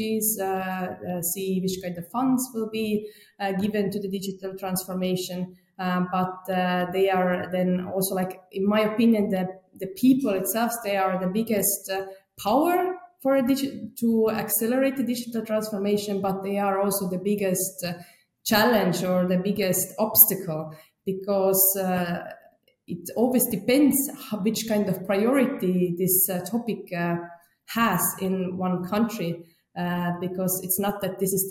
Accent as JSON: {"language": "English", "country": "Estonia", "moved": "as an adult", "lives_now": "Germany", "said": "I live now since 5 years in Germany, but I'm originally from Estonia"}